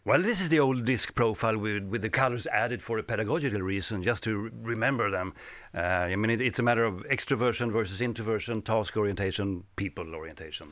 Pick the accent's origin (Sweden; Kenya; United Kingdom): Sweden; English is a second language; I am from Sweden